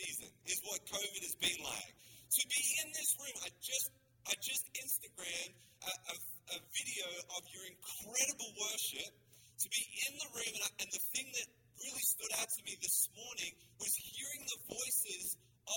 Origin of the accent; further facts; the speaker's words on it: Australia; accent: Australian; also born or lived in Sydney; now in Canada; I am a Canadian citizen, but we were born in Australia